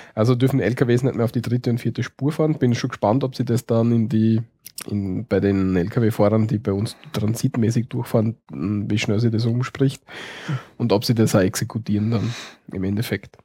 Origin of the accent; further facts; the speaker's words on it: Austria; bei uns in Österreich sind wir ja alle ziemlich titelgläubig